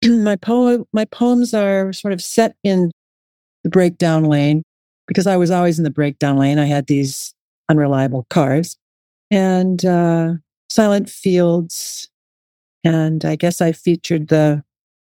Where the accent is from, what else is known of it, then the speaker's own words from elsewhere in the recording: Wahpeton, North Dakota, United States; moved away as an adult; also born or lived in Fargo, North Dakota; I grew up in Wahpeton, North Dakota, which is a town about 45 minutes south of Fargo